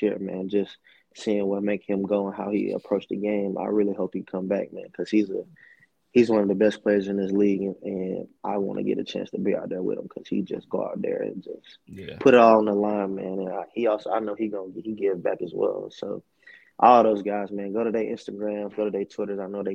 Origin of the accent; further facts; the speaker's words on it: Alabama, United States; also born or lived in Buffalo, New York; now in Phoenix, United States; I'm from Alabama